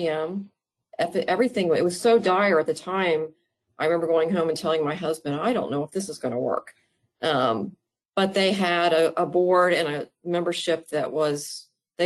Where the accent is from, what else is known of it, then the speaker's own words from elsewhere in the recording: Oklahoma, United States; also born or lived in Maryland / Texas / Stillwater, Oklahoma; I was born in Maryland. Lived there till, we moved away as a child. I've lived in several states, ended up in Oklahoma, of all places, growing up there, went to school there